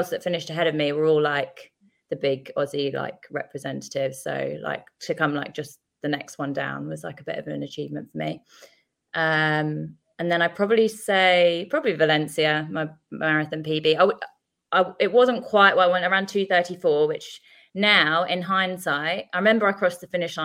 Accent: Sevenoaks, South East England, United Kingdom; also born or lived in Tooting, London; now in Melbourne, Australia; I'm originally from Tooting in South London, but I grew up in Kent, a place called Seven Oaks in the southeast

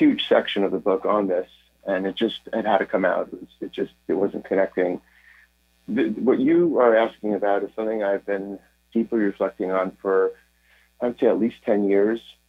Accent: United States; I'm from here, I'm from the United States

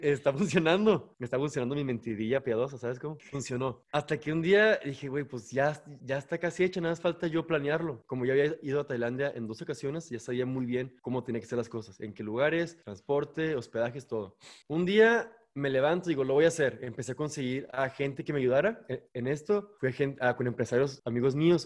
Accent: Ciudad Juárez, Chihuahua, Mexico; Soy de Juárez

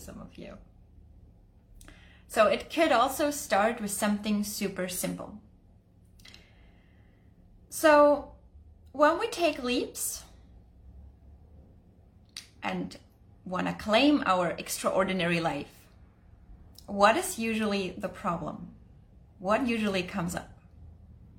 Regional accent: Germany; moved away; I'm originally from Germany

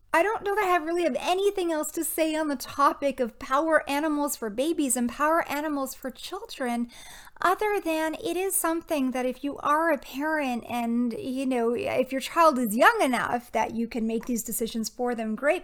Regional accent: Toronto, Ontario, Canada; moved away; my time spent at Anishinaabe Health Toronto, um, it's an Indigenous community back in my hometown.

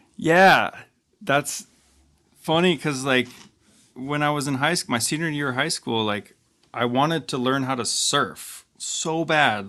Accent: Juneau, Alaska, United States; I'm from Juneau, Alaska

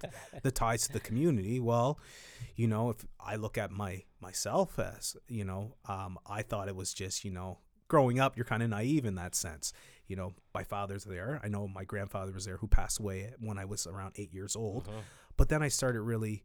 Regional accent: Yarmouth, Nova Scotia, Canada; I grew up in Yarmouth.

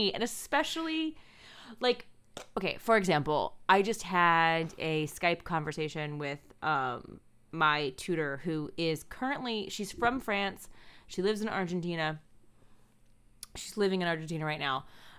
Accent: Missouri, United States; born there; also born or lived in Maryland / Boston / Ohio / Maine; I lived in Boston. I lived in Ohio for a hot minute. I lived in Maine for a little while. And I was born in Missouri. And then I lived in Maryland for the large chunk of my life.

